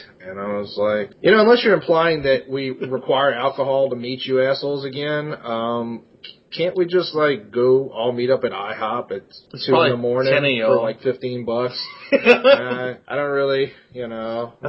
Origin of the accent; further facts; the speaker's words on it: Louisiana, United States; Well, we're from Louisiana.